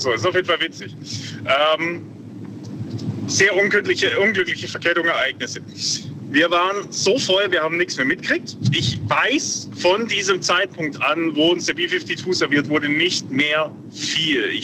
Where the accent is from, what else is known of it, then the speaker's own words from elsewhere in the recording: Ulm, Baden-Württemberg, Germany; Und ich bin ja in Ulm aufgewachsen.